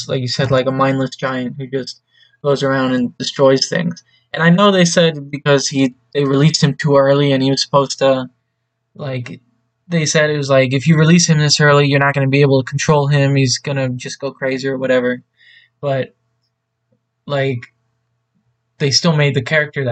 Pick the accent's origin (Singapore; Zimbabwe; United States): United States; as an American who doesn't know any Japanese